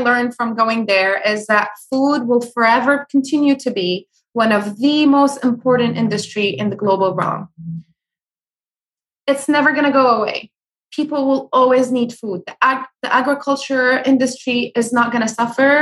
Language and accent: English; Syria; moved away; also born or lived in California; I grew up in Syria